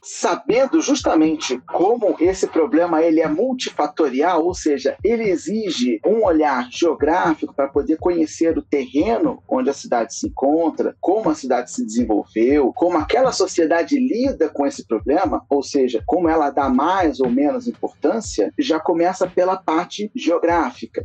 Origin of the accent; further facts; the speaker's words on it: Rio de Janeiro, Brazil; moved away as an adult; now in São Paulo, Brazil; Vindo aqui para São Paulo, porque eu sou natural do Rio de Janeiro